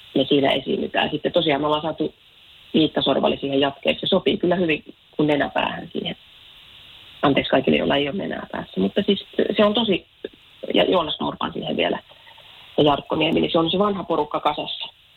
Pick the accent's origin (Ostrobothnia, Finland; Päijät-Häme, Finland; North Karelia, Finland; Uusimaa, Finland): Päijät-Häme, Finland; Lahti; mä Lahesta kotosin